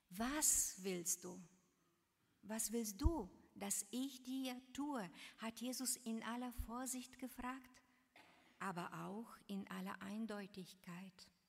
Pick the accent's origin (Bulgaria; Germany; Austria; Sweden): Bulgaria; Varna, Varna Province; In meiner Heimatstadt in Varna, Bulgarien, in der Straße, in der ich meine Kindheit verbrachte, standen damals wunderschöne Jugendstilhäuser.